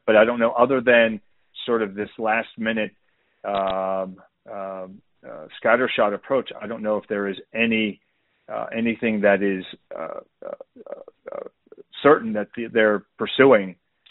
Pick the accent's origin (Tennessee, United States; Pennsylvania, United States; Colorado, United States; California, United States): Pennsylvania, United States; just south of Butler County; Butler County, Pennsylvania, which is just north of my hometown.